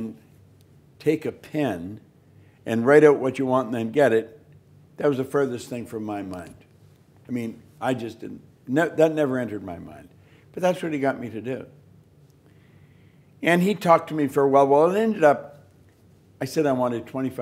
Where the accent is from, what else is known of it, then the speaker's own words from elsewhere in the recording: Toronto, Ontario, Canada; I'm from Toronto